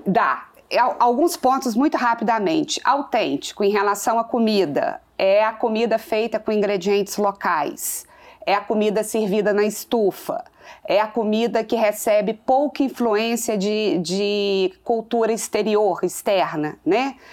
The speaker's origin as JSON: {"language": "Portuguese", "town": "Manhumirim", "region": "Minas Gerais", "country": "Brazil", "tie": "born or raised there", "said": "sou do interior sim, sou de Manhumirim, né, na zona da Mata Mineira. E o que tem no interior é, é, exatamente essa questão de família, né? Foi no interior que eu cresci"}